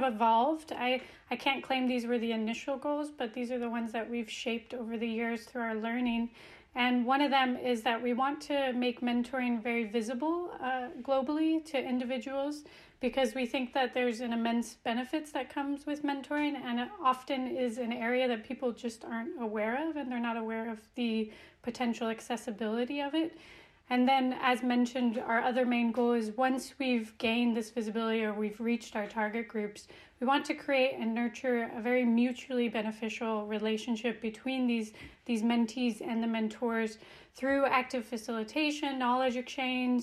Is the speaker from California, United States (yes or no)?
no; Reno, Nevada, United States; now in Copenhagen, Denmark; I am originally from the West Coast, from Reno, Nevada, and now I'm based in Copenhagen, Denmark.